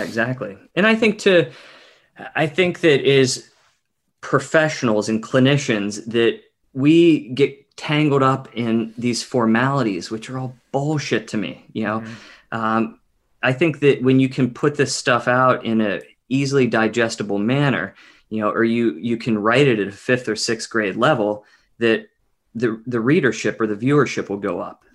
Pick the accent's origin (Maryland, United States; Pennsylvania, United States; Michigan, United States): Pennsylvania, United States; Pittsburgh; moved away as an adult; also born or lived in Delaware / New York City; now in Seattle, United States; I grew up on the East Coast in Pittsburgh, Pennsylvania, Western PA